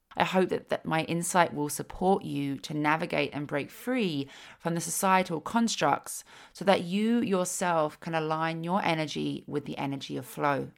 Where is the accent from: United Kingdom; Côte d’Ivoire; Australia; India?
United Kingdom; London; now in Slocan Valley, Canada; I was from London